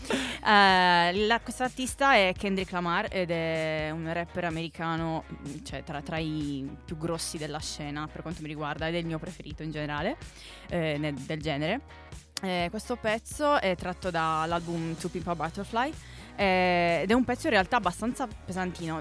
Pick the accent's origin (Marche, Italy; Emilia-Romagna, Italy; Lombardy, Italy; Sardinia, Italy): Sardinia, Italy; Sassari; now in Milan, Italy; sono di Sassari, in Sardegna